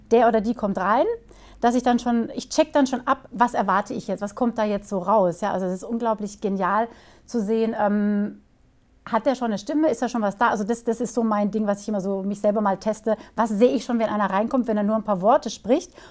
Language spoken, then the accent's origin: German; Karlsruhe, Baden-Württemberg, Germany; born there; also born or lived in Stuttgart / Switzerland / Hamburg; now in Bruchsal, Germany; also, ja, ich, komm, ich bin geboren in Karlsruhe. Ähm